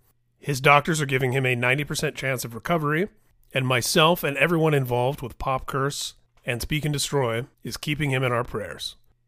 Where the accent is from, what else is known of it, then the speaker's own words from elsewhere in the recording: Indiana, United States; I grew up in Indiana